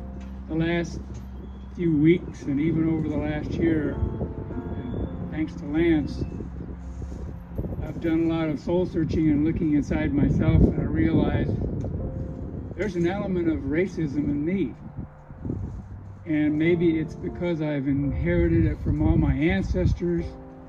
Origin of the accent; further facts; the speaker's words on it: just outside of Wichita, Kansas, United States; I grew up just outside of Wichita, Kansas